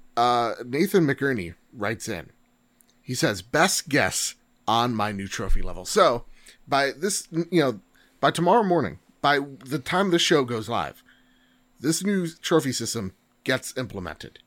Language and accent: English; United States; as an American